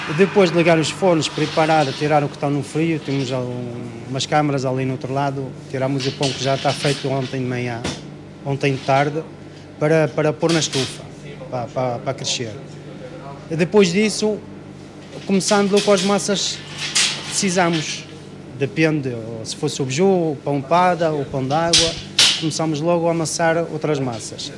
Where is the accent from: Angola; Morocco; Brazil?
Morocco; Ouarzazate, Drâa-Tafilalet; Portuguese is a second language; moved away as an adult; now in Vila Nova de Gaia, Portugal; Eu sou de Marrocos, naturalidade de Marrocos.